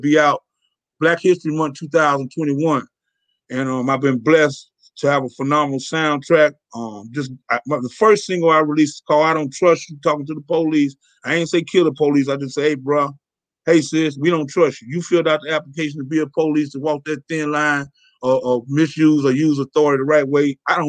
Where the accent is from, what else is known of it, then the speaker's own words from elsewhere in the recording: Bay Area, California, United States; And I'm from the Bay Area